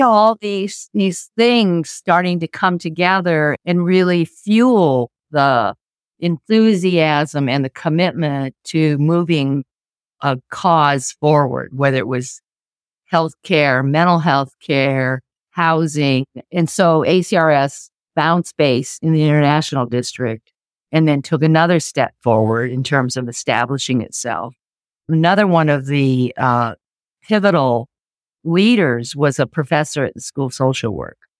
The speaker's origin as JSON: {"language": "English", "town": "Seattle", "region": "Washington", "country": "United States", "tie": "born or raised there", "said": "I think I'm one of those rare natives. I was born in Seattle and part of a Japanese American family. Went to school, grade school, high school"}